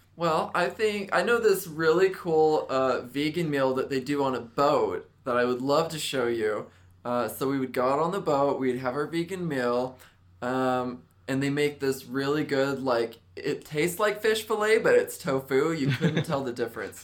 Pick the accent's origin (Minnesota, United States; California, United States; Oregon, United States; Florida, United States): California, United States; Northern; I'm from Northern Cali